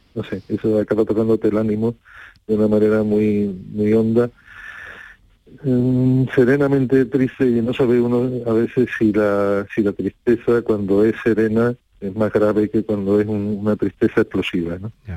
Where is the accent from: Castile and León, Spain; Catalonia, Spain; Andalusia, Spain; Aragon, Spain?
Andalusia, Spain; Rota; a mí me enorgullece mucho que ellos eligieran mi pueblo como, como segunda casa